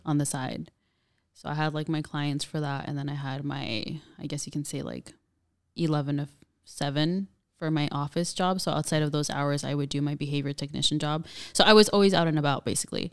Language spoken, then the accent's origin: English; Pomona, California, United States; born and raised in Pomona, California